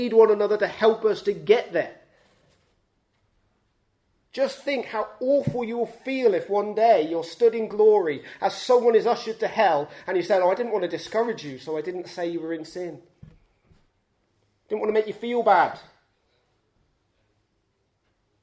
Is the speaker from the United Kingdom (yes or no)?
yes; United Kingdom; we're British